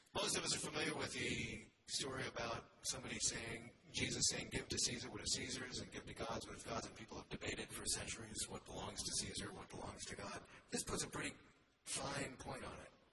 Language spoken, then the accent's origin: English; United States; I'm an American, and I really am an American